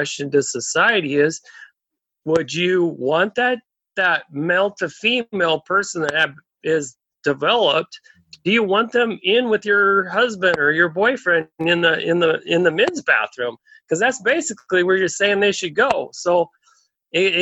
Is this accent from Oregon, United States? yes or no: yes; Oregon, United States; I was raised in Oregon